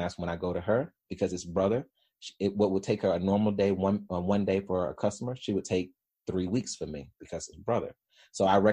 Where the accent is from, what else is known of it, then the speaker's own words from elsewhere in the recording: Birmingham, Alabama, United States; I was born in Birmingham, Alabama, in Woodlawn. And so anybody that knows Birmingham, particularly in the 80s and 90s, Woodlawn was not the place you wanted to be in, right? And so single parent, high school education, and three kids